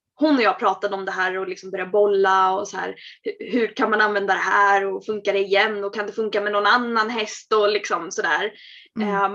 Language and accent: Swedish; Örebro, Örebro County, Sweden; moved away as an adult; also born or lived in Norrköping; Vi hade flyttat hemifrån. Vi hade flyttat från Örebro till, till Norrköping.